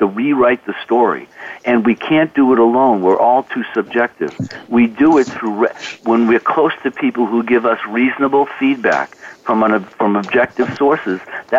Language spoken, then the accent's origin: English; Boston, Massachusetts, United States; You're from Idaho, I'm from Boston, that means we're this or that.